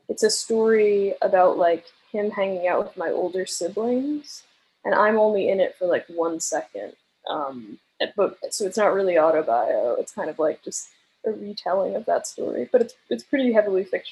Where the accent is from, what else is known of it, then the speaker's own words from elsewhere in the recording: Long Island, New York, United States; I grew up on Long Island with like 8 siblings, and I was homeschooled